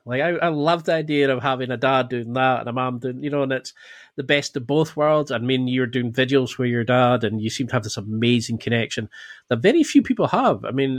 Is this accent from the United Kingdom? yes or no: yes; Scotland, United Kingdom; Jeez, I'm Scottish through and through.